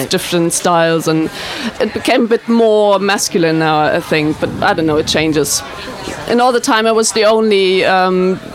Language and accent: English; Trier, Rhineland-Palatinate, Germany; English is a second language; also born or lived in England; I'm from Germany too. I'm from Trier small town